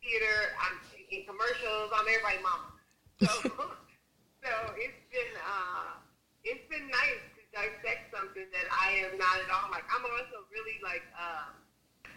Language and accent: English; Chicago, Illinois, United States; I grew up on the west side of the city, so I am from Chicago.